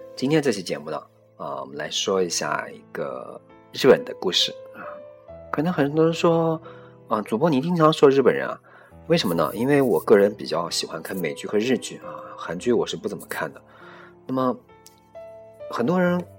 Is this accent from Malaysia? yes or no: no; China; 我们中国人